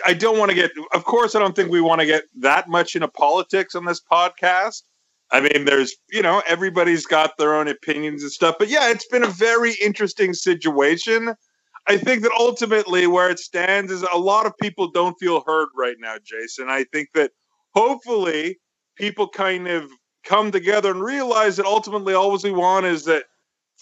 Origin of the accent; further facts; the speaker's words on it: Canada; also born or lived in United States; I was born in Canada, but I spent a lot of time in America